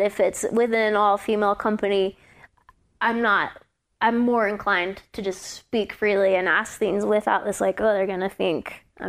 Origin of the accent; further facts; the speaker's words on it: Louisiana, United States; Growing up in Louisiana climbing, it was just me and like my boyfriend and a guy.